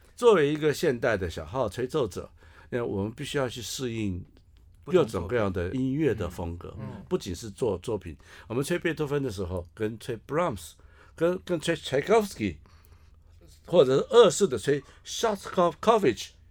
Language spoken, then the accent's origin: Chinese; Taiwan; 我们台湾人